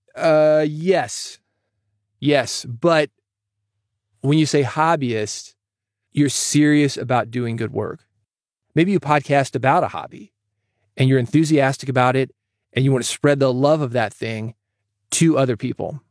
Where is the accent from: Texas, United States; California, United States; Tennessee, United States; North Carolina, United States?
Tennessee, United States; Nashville; growing up in Nashville, around the music industry.